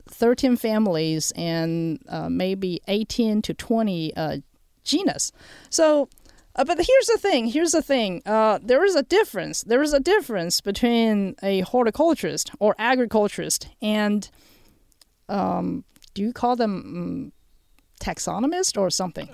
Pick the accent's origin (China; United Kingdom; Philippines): China; moved away; also born or lived in New Mexico / Texas; I, uh, was born and raised in China.